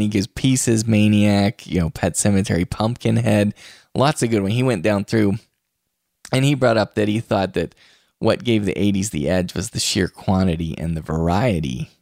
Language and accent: English; Wheeling, West Virginia, United States; my hometown of Wheeling, West Virginia